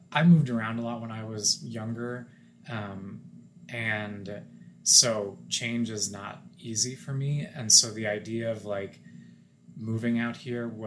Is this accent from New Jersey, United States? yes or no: no; Wichita, Kansas, United States; my fiance is from fort worth and I'm from Wichita, it's great because we're from similar parts of the country